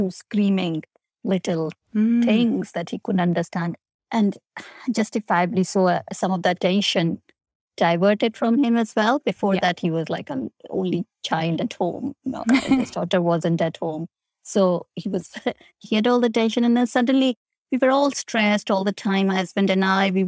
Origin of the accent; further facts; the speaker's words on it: India; moved away; I grew up in India